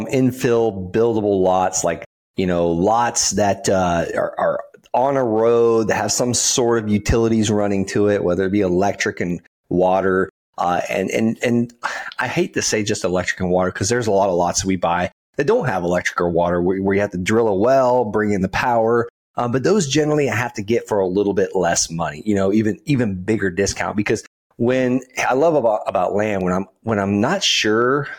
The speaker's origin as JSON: {"language": "English", "town": "Okeechobee", "region": "Florida", "country": "United States", "tie": "born or raised there", "said": "I'm from Okeechobee, Florida. The biggest producer of income in the county I grew up in is feeder calves, cows."}